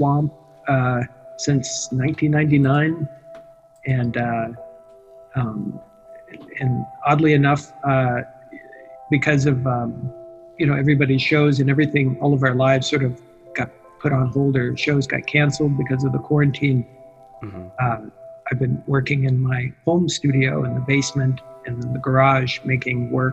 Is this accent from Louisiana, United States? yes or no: yes; Baton Rouge, Louisiana, United States; also born or lived in Kansas; I grew up in Baton Rouge, Louisiana, and lived for a time in Kansas